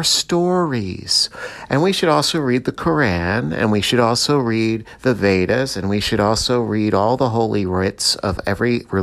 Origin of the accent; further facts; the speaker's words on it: New York metropolitan area, United States; I come from the New York metropolitan area